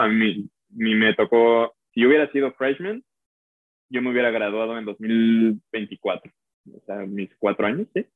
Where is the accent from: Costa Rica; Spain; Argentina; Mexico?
Mexico; moved away as an adult; now in United States; soy mexicano, y soy un músico mexicano, y, y representamos a México